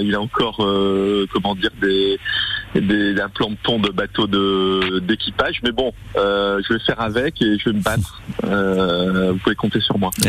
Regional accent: Nice, Provence-Alpes-Côte d'Azur, France; Nice, euh, ma ville natale

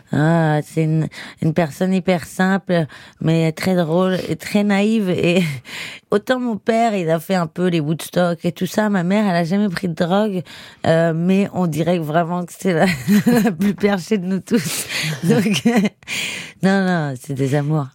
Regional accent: Paris, Île-de-France, France; also born or lived in Barcelona area, Spain; j'ai grandi vraiment dans Paris

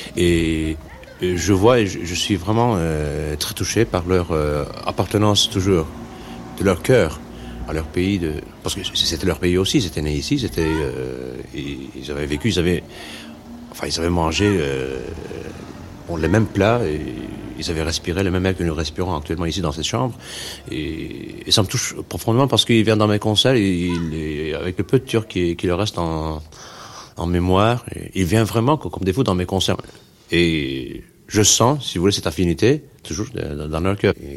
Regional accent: Istanbul, Turkey; Je suis né à Moda. Euh, en effet, je m'en souviens quand j'étais petit

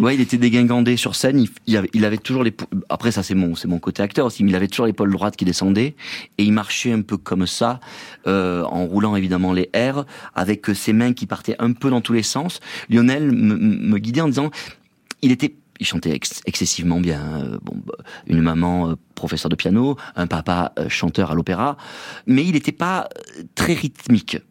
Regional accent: Provence-Alpes-Côte d'Azur, France; je suis de là-bas, je suis un Provençal

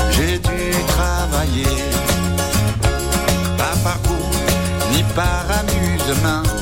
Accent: Nice, Provence-Alpes-Côte d'Azur, France; Je viens de Nice Méditerranée

